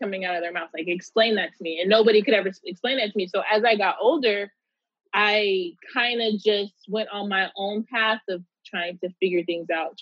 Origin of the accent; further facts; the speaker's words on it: Pomona, California, United States; I grew up in Pomona, California.